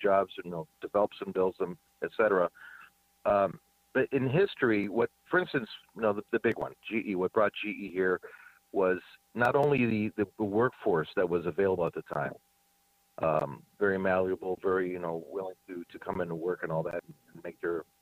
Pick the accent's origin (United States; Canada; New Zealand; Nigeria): United States; Cleveland, Ohio; now in Erie, United States; I'm not from Erie. I'm from Cleveland, Ohio.